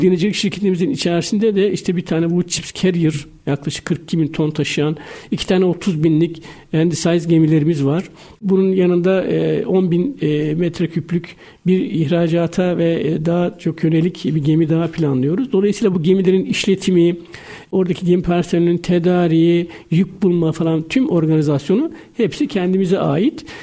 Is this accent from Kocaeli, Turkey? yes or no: yes; Karamürsel, Kocaeli, Turkey; Ben Karamürsel Kocaeli doğumluyum.